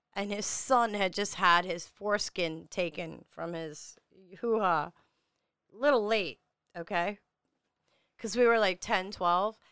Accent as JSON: {"language": "English", "town": "New York City", "region": "New York", "country": "United States", "said": "I am from Staten Island, New York"}